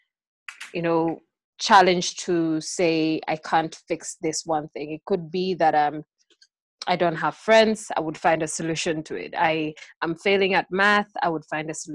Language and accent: English; Kenya; in Kenya, I come from the Kisi community